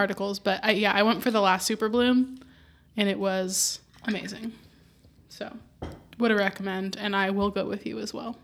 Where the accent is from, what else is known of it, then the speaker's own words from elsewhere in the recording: Southern California, United States; now in Los Angeles, United States; I'm still from Southern California